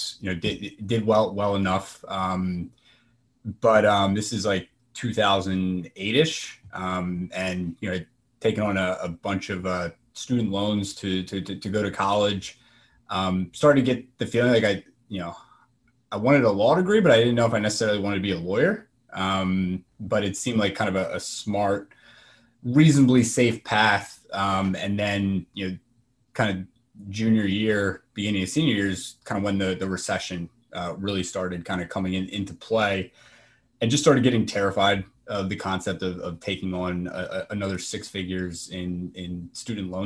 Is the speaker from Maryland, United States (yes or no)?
yes; Parkton, Maryland, United States; also born or lived in Delaware; now in Baltimore, United States; grew up in Northern Baltimore County in Parkton